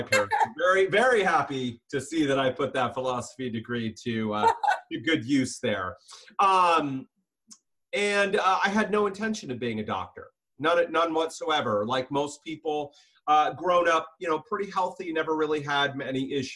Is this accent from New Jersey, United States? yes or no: no; San Diego, California, United States; moved away as an adult; now in Seattle, United States; born and raised a San Diego boy in Southern California.